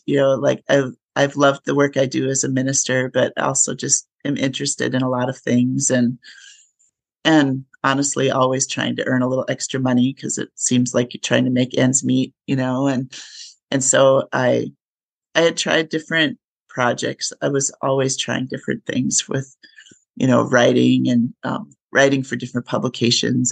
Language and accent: English; Minnesota, United States; moved away as an adult; also born or lived in upstate New York / Colorado / Texas; I grew up in Minnesota.